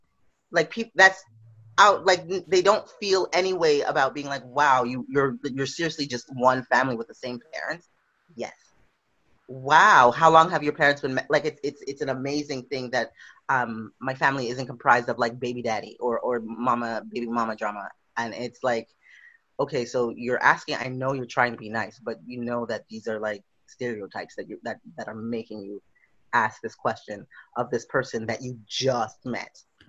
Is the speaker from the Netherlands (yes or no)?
no; Western Canada, Canada; No, but where are you from? Canada. Yeah. But where are you from? Western Canada?